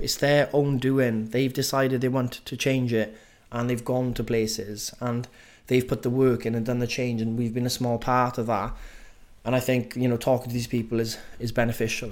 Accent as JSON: {"language": "English", "area": "Welsh", "region": "Wales", "country": "United Kingdom", "accent": "Welsh", "said": "I'm just being too Welsh-y with saying every letter, every word"}